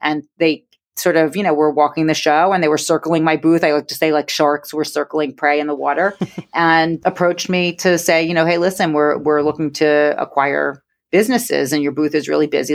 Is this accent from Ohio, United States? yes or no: no; New York, United States; accent: New York; born and bred in New York, and I've been accused of sounding like Fran Drescher